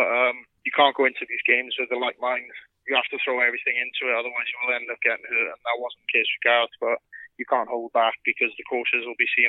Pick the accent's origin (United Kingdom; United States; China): United Kingdom; Wales; I am fully Welsh.